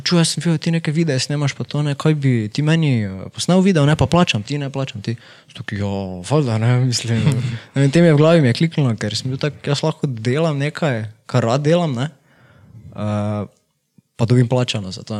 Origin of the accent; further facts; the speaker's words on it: Miklavž na Dravskem polju, Slovenia; also born or lived in Ljubljana; sem iz Miklauža, tam sem tudi v osnovno šolo hodil